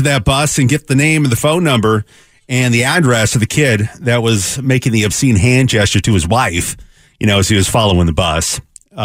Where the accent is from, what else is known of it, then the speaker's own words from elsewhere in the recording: Seattle, Washington, United States; We grew up in Seattle